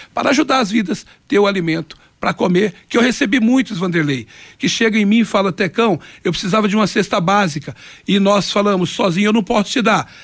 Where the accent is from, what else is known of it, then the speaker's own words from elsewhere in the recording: Londrina, Paraná, Brazil; moved away; also born or lived in Japan; no campo do Conjunto Lindóia, que é a minha terra, o meu campo ali